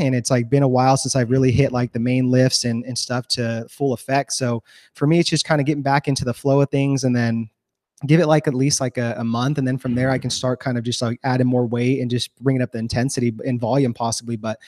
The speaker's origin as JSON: {"language": "English", "region": "California", "country": "United States", "tie": "born or raised there", "also_born_or_lived": "Los Angeles, United States", "moved": "as an adult", "lives_now": "Texas, United States", "said": "we're born and raised in California. I love California. That's home"}